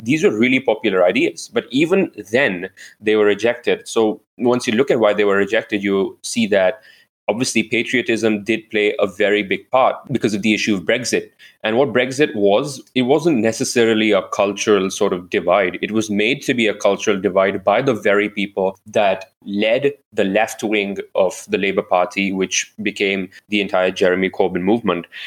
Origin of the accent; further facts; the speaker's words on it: India; moved away; I am an Indian citizen